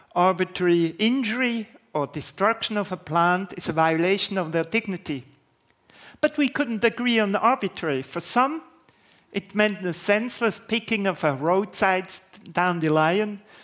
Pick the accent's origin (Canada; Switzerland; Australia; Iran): Switzerland; Basel, Basel-Stadt; in Basel, my hometown